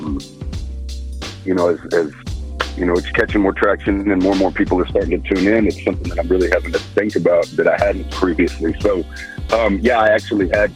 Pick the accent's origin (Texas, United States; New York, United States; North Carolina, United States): Texas, United States; I'm from the South. I'm from Texas